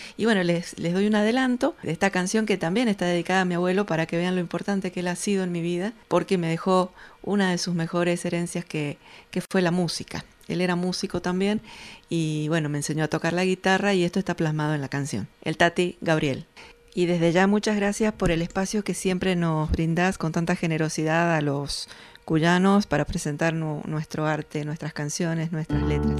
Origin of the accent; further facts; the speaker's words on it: Mendoza, Argentina; Te mando un saludo desde aquí, desde Mendoza